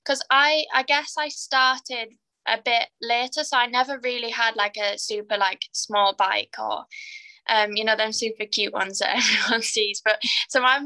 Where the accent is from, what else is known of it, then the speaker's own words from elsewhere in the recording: Carlisle, North West England, United Kingdom; I'm from Carlisle, and that is very north